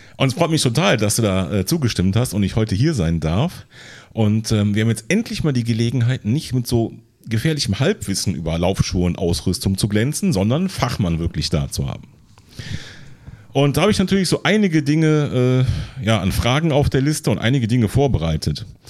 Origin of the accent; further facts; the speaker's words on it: Siegburg area, North Rhine-Westphalia, Germany; now in Neunkirchen-Seelscheid, Germany; ich komme hier aus der Ecke